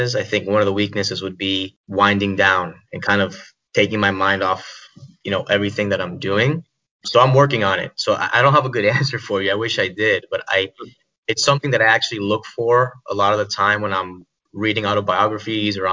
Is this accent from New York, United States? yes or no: no; Miami, Florida, United States; moved away as an adult; also born or lived in Hawaii; I'm originally from Miami, Florida